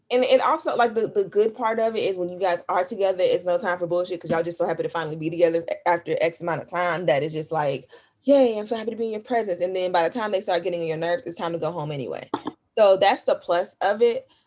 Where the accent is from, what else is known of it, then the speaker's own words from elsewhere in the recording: Memphis, Tennessee, United States; now in Los Angeles, United States; I'm from Los. I'm in Los Angeles, but from Memphis.